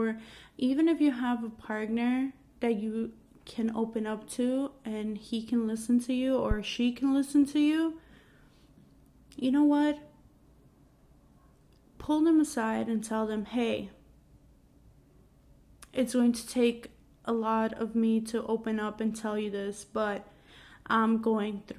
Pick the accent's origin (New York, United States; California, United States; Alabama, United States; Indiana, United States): New York, United States; New York City; I grew up in Queens, New York